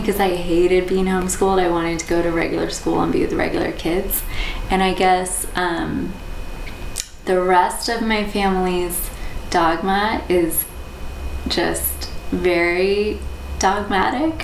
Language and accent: English; Southwest Virginia, United States; moved away as an adult; also born or lived in Boston, Massachusetts; I was born in Boston, but my family moved to Southwest Virginia when I was 9